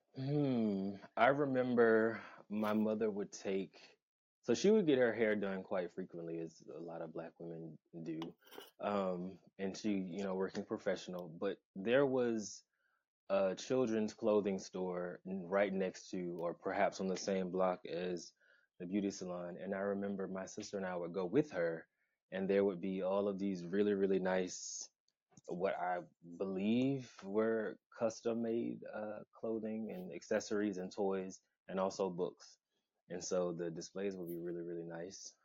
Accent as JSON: {"language": "English", "town": "Atlanta", "region": "Georgia", "country": "United States", "tie": "born or raised there", "also_born_or_lived": "Augusta, Georgia", "moved": "yes", "lives_now": "Baltimore, United States", "said": "I was born uh, in Augusta, Georgia, and I spent my beginning years in a town not far from there, but my family then moved uh, to Atlanta. So all three of those places I call home, but mostly Atlanta, Georgia"}